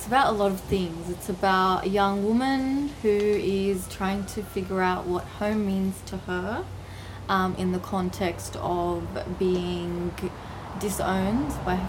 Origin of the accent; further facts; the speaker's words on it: Australia; Iraqi. Both my parents are Iraqi, but I was born and raised in Australia.